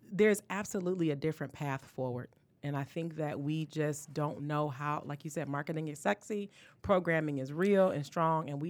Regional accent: Detroit, Michigan, United States; I'm born and raised in Detroit

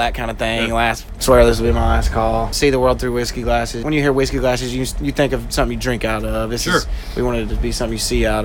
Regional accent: Sneedville, Tennessee, United States; also born or lived in Knoxville, Tennessee; I was born in Sneedville, Tennessee

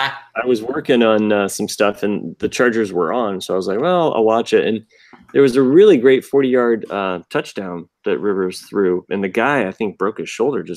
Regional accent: Defiance, Ohio, United States; moved away; my hometown of Defiance

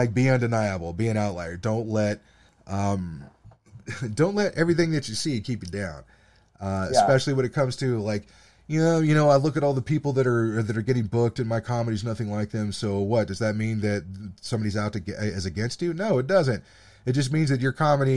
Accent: United States; I'm a podcaster from the United States

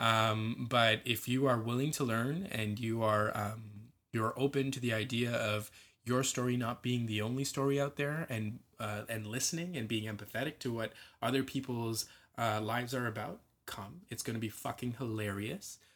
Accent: Scarborough, Ontario, Canada; I was born and raised in Scarborough

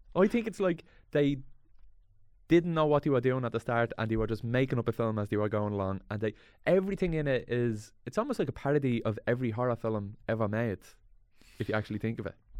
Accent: Dublin, Leinster, Ireland; there was a youth club around where I grew up, Swan

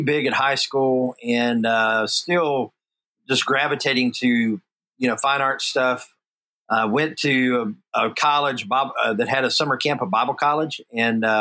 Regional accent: Houston, Texas, United States; born and raised in Houston, Texas, and that surrounding area pretty much my whole life.

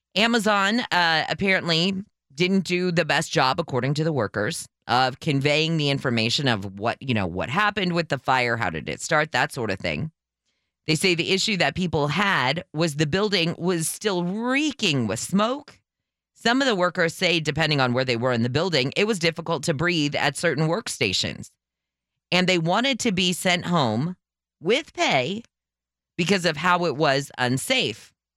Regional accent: California, United States; as a Californian

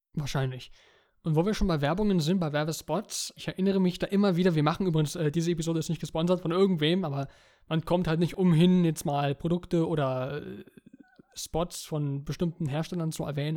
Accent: Germany; Bei uns in Deutschland

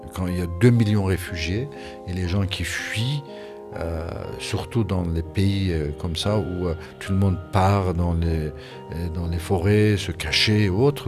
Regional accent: Iran; moved away as an adult; Quand j'ai quitté l'Iran en 1981, quand j'étais euh, obligé de m'exiler

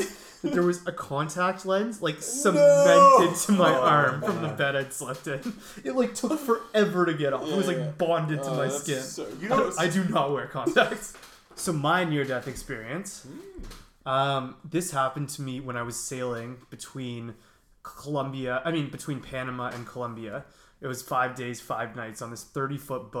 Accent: East Coast Canada, Canada; as a Canadian, or like at least an East Coast Canadian

